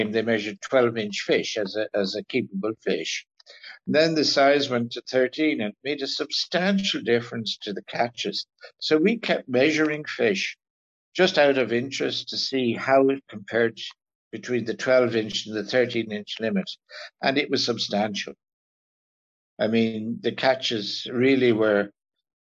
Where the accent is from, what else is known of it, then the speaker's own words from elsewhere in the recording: North Kilkenny, Leinster, Ireland; moved away; Growing up in North Kilkenny